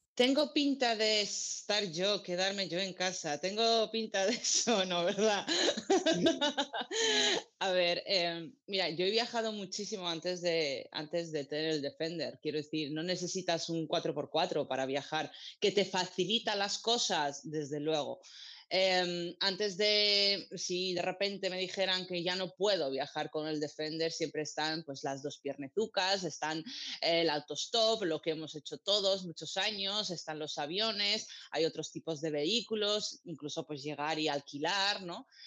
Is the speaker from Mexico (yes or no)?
no; Armenia; also born or lived in Georgia; now in Spain; para mi tierra, Armenia y Georgia